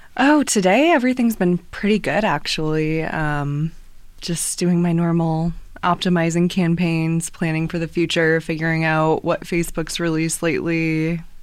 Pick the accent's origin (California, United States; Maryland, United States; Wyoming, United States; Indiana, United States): Indiana, United States; New Haven; I am from New Haven originally